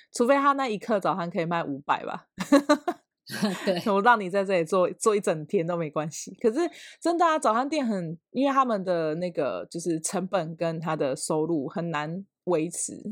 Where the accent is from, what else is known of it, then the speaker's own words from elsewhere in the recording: Ruisui, Hualien County, Taiwan; 只有我一个是住就是花莲的瑞穗这样